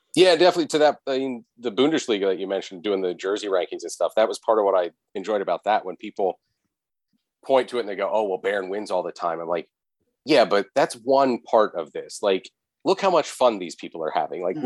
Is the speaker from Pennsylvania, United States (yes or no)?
yes; central Pennsylvania, United States; I'm in central Pennsylvania